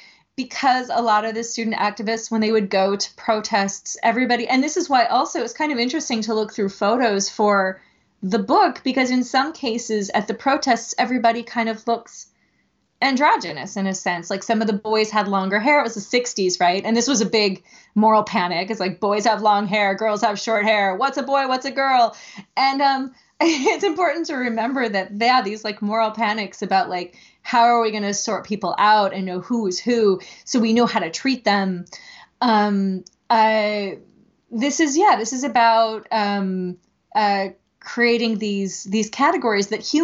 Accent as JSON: {"language": "English", "region": "California", "country": "United States", "tie": "born or raised there", "also_born_or_lived": "Japan", "moved": "yes", "said": "I'm from California, but I've been doing a little reflecting on like the history of the town I grew up in California"}